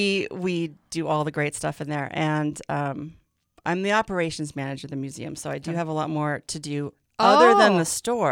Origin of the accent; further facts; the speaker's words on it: Great Falls, Montana, United States; moved away; I was born here in Great Falls.